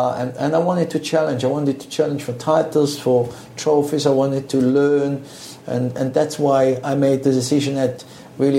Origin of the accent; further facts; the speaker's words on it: Switzerland; moved away as an adult; also born or lived in Italy; I grew up in Switzerland with Italian parents